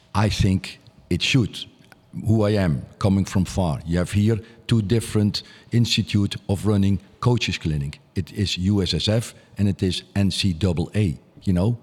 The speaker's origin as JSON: {"language": "English", "town": "Nijmegen", "region": "Gelderland", "country": "Netherlands", "also_born_or_lived": "Groesbeek", "said": "I come from Nijmegen"}